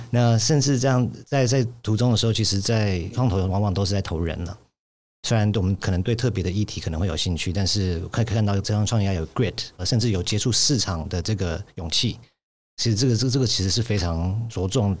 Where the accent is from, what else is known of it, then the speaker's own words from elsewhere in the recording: United States; 我在美国长大的时候